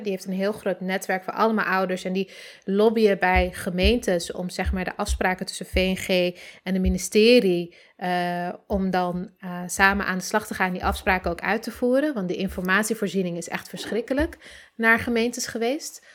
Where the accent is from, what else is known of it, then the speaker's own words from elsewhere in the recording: Amsterdam, North Holland, Netherlands; ik ben, eh, geboren in Oost, getogen in de Pijp tot mijn zevende en daarna verhuisd naar Noord.